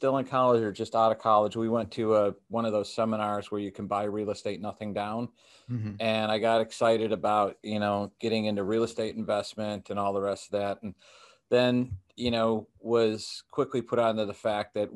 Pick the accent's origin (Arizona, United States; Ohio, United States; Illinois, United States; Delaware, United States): Illinois, United States; Chicago; I grew up in the Chicago area